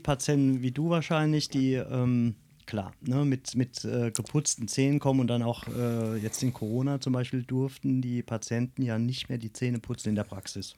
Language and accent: German; Grünstadt, Rhineland-Palatinate, Germany; bin in Grünstadt geboren, ich bin der Pfälzer